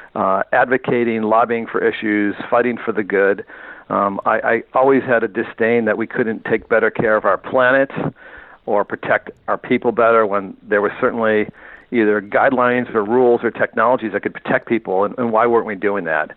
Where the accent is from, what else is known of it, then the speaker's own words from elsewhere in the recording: Northeast, United States; moved away as an adult; now in California, United States; I'm a guy from the Northeast